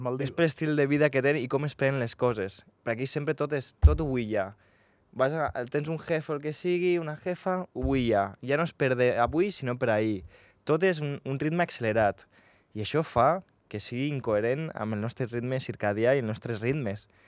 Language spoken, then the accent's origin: Catalan; Andorra; Jo vaig néixer aquí a Andorra